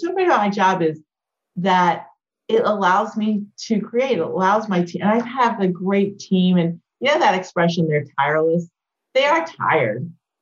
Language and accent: English; Clemson, South Carolina, United States; moved away; I'm a kid growing up in Clemson, South